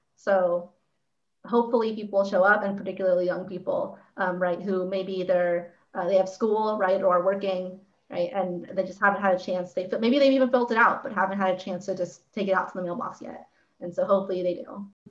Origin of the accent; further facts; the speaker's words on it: Santa Clarita, California, United States; I'm from Santa Clarita